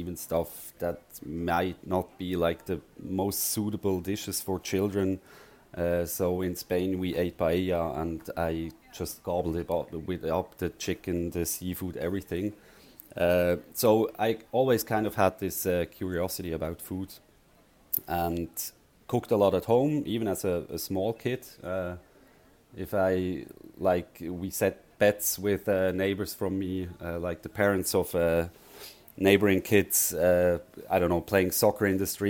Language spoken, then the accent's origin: English; Frenkendorf, Basel-Landschaft, Switzerland; I grew up around Basel, so not far from Basel on the countryside, Frankendorf.